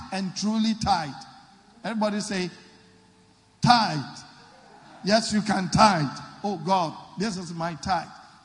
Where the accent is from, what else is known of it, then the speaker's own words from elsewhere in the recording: Takoradi, Western Region, Ghana; when I was growing up in Takoradi